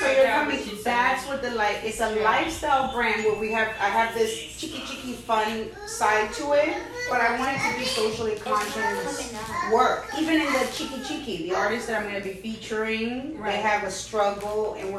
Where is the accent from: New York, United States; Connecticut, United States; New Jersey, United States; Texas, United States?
New York, United States; born there; And I love doing the immigrant angle because I'm an immigrant. I was born in New York.